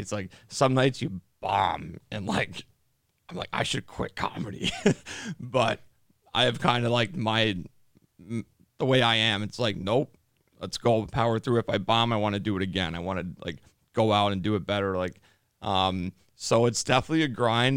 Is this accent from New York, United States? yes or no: no; Chicago, Illinois, United States; I'm from Chicago.